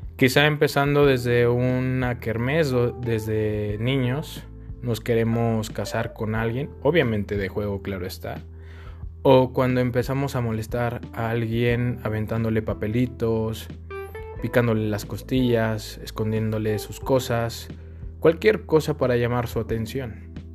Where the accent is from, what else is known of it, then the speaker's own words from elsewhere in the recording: Mexico City, Mexico; now in León, Mexico; Soy de la Ciudad de México, pero actualmente radico en León